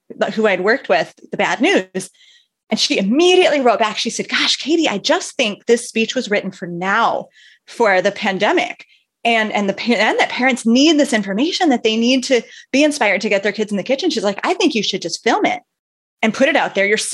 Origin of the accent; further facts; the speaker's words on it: northern tip of Michigan, United States; I grew up in the northern tip of Michigan in a town of about 3,000